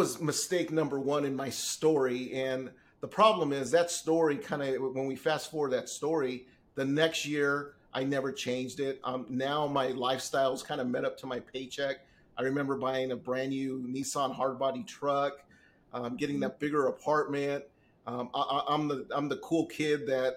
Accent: Southern California, United States; also born or lived in San Diego / Inland Empire; I've lived out here in Southern California all my life. I was literally born in San Diego

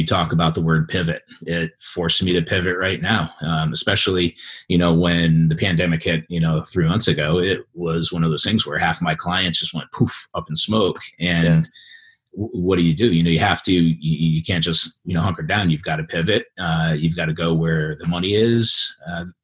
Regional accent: East Coast, United States; moved away as an adult; also born or lived in Southern California; I grew up on the East Coast in a residential and commercial development family

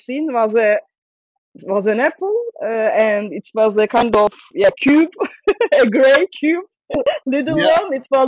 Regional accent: Istanbul, Turkey; English is a second language; moved away as an adult; also born or lived in Belgium; now in Antwerp, Belgium; I'm from Istanbul. I'm born in Istanbul in an artist family

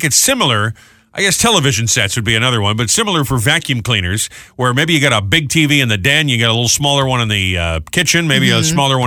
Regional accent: New England, United States; now in Florida, United States; I grew up north in New England, and I followed Tom Brady down to Florida

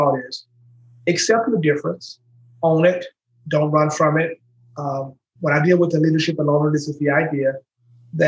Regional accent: Shreveport, Louisiana, United States; moved away as an adult; now in Nashville, United States; I'm from Shreveport, Louisiana

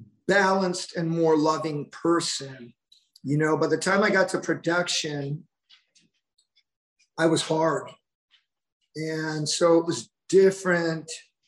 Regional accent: Missouri, United States; born there; I was born in Richard Gebauer's Air Base. My father was a Marine

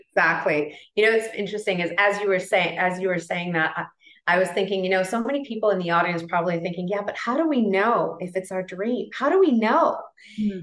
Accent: Toronto, Ontario, Canada; moved away as an adult; now in Colombia; all my life, raised, born and raised in Toronto, Canada

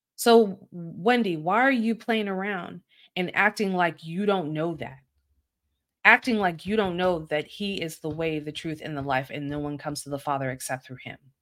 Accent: Baltimore, Maryland, United States; I'm from Baltimore City, a very urban part of Baltimore, and it is not uncommon for, uh, people to go to church where I live

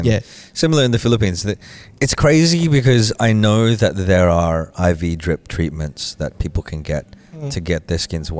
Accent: Australia; growing up in Australia

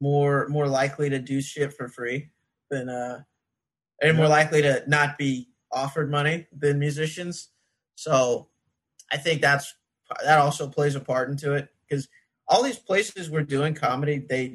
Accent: Temple, Texas, United States; I'm a Texas boy, dude.

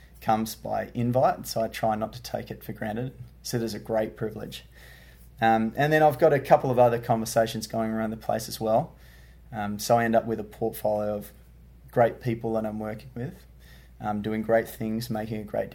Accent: Perth, Western Australia, Australia; I hail from Perth, Australia, which is the west coast of Australia

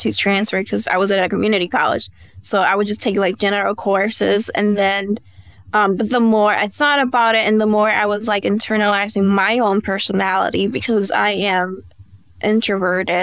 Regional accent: Dominican Republic; moved away as an adult; now in United States; my parents are Dominican, and I was raised in the Dominican Republic, and I was there until I was 18, and then I moved back here to the States

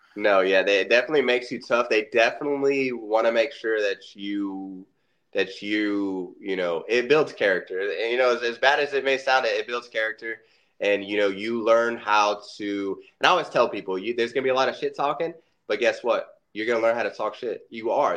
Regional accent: Orlando, Florida, United States; I was born and raised in Orlando, Florida

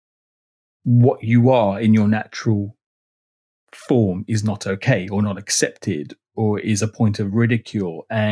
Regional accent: London, United Kingdom; also born or lived in Rochester; I was born in North London, which is a bit of a cliche if you're Greek Cypriot

